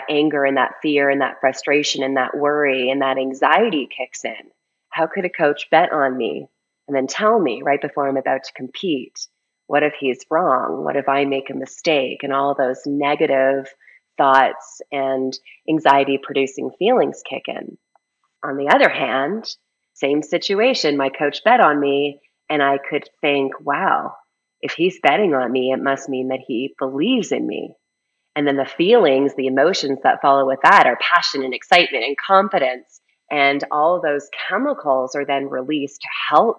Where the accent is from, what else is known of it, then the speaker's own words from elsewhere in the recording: Canada; moved away as an adult; now in Colorado, United States; I was a ski racer growing up, and I grew up in Canada. I currently live in Colorado, but I did grow up in Canada.